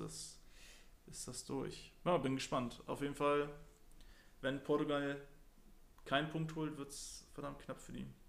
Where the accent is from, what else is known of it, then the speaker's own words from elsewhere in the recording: Germany; wir, als Deutscher